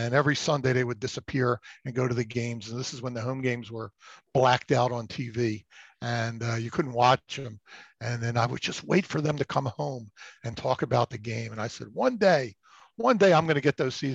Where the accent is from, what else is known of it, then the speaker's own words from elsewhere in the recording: Philadelphia, Pennsylvania, United States; also born or lived in Florida; growing up in the Philadelphia area. Most of my career has been spent in this area